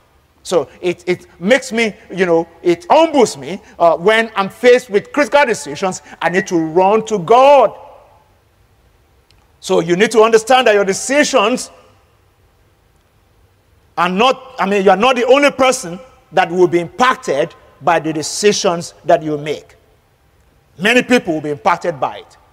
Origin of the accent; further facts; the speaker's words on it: Nigeria; As a Nigerian